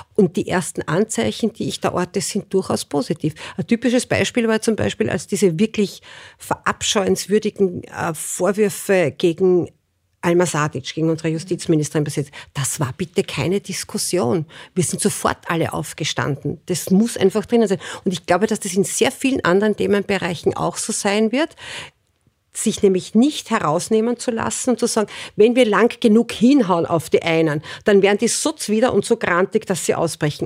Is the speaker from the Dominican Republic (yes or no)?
no; Burgenland, Austria; ich komme aus dem Burgenland